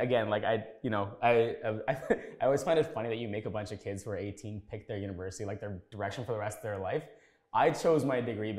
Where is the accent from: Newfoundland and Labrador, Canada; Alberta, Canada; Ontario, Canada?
Ontario, Canada; Scarborough; also born or lived in Sri Lanka / Waterloo; I grew up in Scarborough, yeah. I mean, so I was born in Sri Lanka. My family came here in 93. Mm. We lived in Tuxedo Court, Marco and Ellesmere, family of eight. That's kind of where I grew up there.